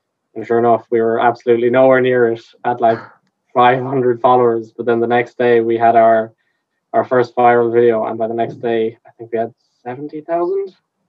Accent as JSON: {"language": "English", "town": "Galway", "region": "Connacht", "country": "Ireland", "said": "I'm 18, and I'm from Galway."}